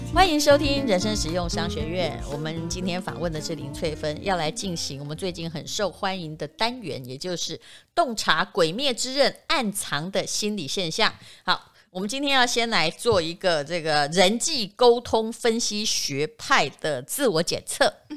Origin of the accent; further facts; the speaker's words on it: Yilan County, Taiwan; 我是宜兰人